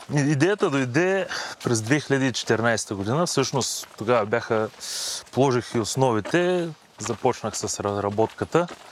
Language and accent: Bulgarian; Yambol, Yambol Province, Bulgaria; also born or lived in Varna; now in Sofia, Bulgaria; Родом съм от Ямбул, живял съм дълго време във Варна, но планините ме привлякоха към София и по настоящен живея тук.